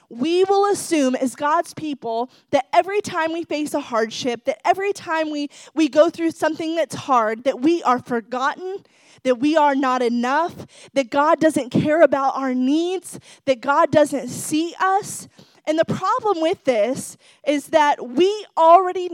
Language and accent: English; Ohio, United States; moved away as an adult; also born or lived in Dallas, Texas; now in Florida, United States